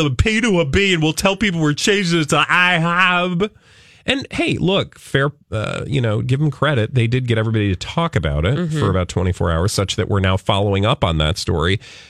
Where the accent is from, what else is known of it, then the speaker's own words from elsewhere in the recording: the South, United States; I grew up in the South